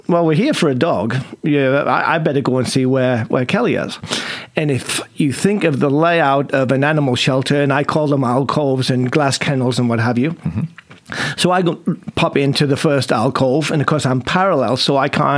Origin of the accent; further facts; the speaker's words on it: England, United Kingdom; moved away; you can probably tell I'm English.